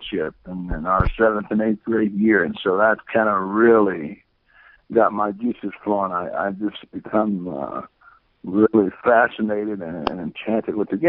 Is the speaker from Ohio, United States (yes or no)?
no; Indianapolis, Indiana, United States; also born or lived in Sylacauga, Alabama; I think I was about 1 1/2 when I moved to Indianapolis with my mom and dad. And we grew up over in the area where IUPUI is